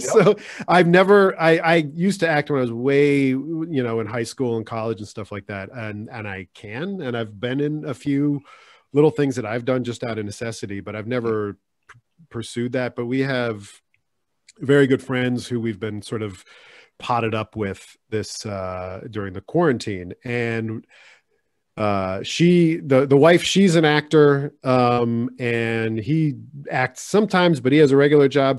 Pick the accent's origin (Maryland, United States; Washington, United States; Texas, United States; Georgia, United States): Maryland, United States; Silver Spring; now in California, United States; I'm from Maryland," and they go, "Like, Baltimore?" I'm like, "No, it's Silver Spring